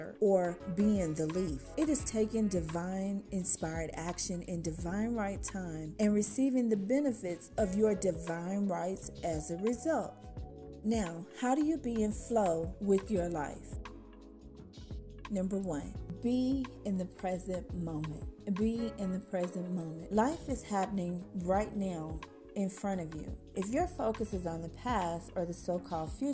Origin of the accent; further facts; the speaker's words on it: Dallas, Texas, United States; I'm from Dallas, the DFW area